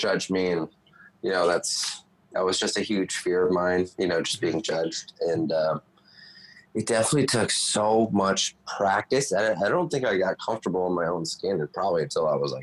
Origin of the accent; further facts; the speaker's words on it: Las Vegas, Nevada, United States; also born or lived in Toronto; So I grew up in Vegas pretty much my whole life